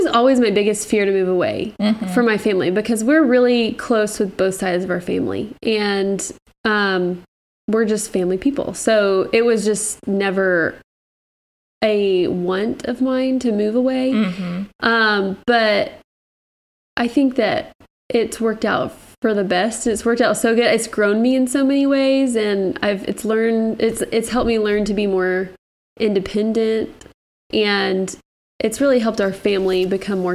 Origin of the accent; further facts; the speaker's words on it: Dallas-Fort Worth, Texas, United States; moved away as an adult; now in Ohio, United States; I grew up in Texas. Both my husband and I grew up in Texas.